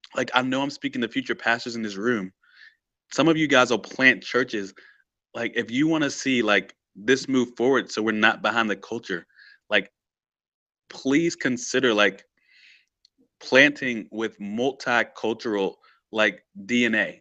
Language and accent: English; Stanton, United States; Tyler was from Stanton, and that's, like, my hometown